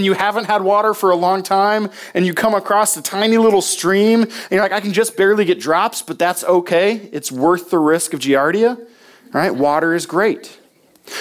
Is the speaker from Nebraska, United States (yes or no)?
yes; Nebraska, United States; moved away; my home state of Nebraska